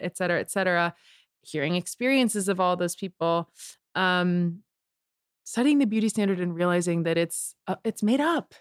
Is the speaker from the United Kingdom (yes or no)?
no; Canada; moved away as an adult; because I'm Canadian